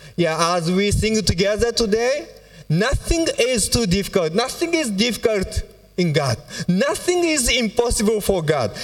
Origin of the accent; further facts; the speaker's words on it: Fukuoka, Japan; our church in Fukuoka, it's my hometown